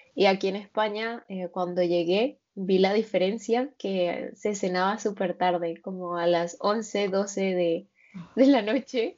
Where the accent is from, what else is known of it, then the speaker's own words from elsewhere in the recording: Venezuela; moved away as an adult; also born or lived in Norway / Colombia; now in Alicante, Spain; yo soy de Venezuela, de una ciudad que está muy cerca de Colombia. Y, y bueno, sí, soy de Venezuela, toda, casi toda mi vida viví allí.